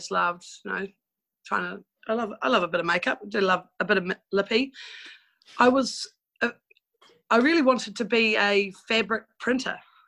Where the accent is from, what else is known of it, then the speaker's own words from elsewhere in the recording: South Island, North Canterbury, New Zealand; moved away as an adult; also born or lived in Blenheim, New Zealand / Auckland, New Zealand / Melbourne, Australia; now in Australia; I was raised in North Canterbury of the South Island.